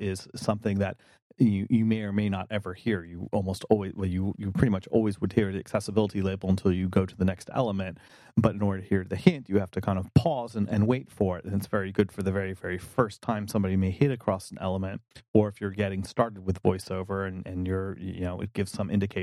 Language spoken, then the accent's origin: English; North Carolina, United States; I'm down home from North Carolina